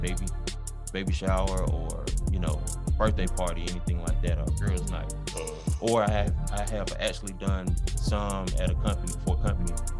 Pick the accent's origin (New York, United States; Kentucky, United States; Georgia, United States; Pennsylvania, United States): Georgia, United States; Lithonia; I went to Browns Mill Elementary School.